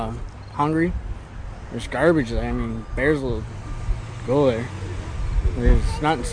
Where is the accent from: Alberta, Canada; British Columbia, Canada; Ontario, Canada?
Ontario, Canada; Fort William First Nation; I'm from Fort William, and I'm 14 years old.